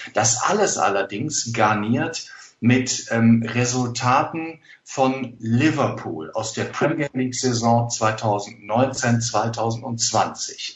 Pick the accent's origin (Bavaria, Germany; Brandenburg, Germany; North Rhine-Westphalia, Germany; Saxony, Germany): North Rhine-Westphalia, Germany; area beyond Mettmann from Düsseldorf; im beschaulichen Mettmann-Metzkausen, also genau zwischen meiner Heimat und Düsseldorf gelegen